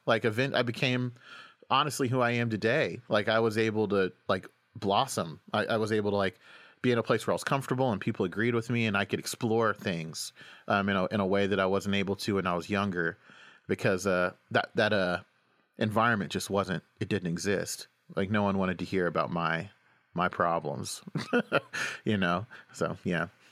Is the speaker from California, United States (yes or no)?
no; Oklahoma, United States; moved away as an adult; also born or lived in Washington, D.C.; now in New York, United States; I grew up in Oklahoma